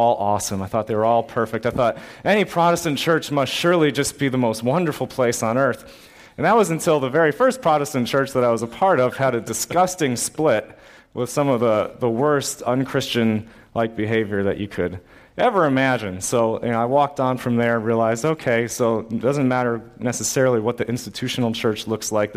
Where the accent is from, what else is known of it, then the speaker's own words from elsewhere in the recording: Massachusetts, United States; like many Massachusetts kids, I was brought up in the Roman Catholic Church